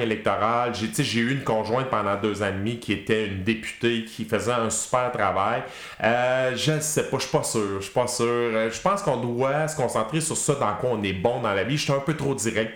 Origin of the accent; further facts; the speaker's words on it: Quebec, Canada; les vrais Québécois d'origine